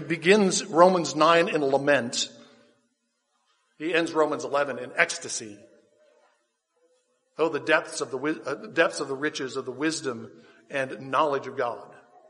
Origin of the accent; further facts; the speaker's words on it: United States; Why do we exist as American Christians, as an American church?